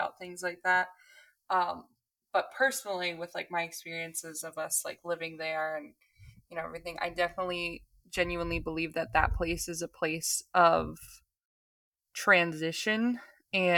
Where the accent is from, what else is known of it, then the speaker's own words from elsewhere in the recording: St. Petersburg, Florida, United States; And we grew up downtown. We grew up in St. Pete.